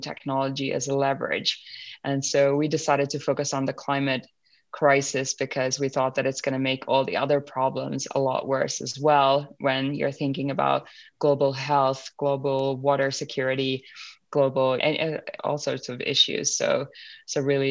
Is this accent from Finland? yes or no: yes; Finland; I was born and brought up in Finland.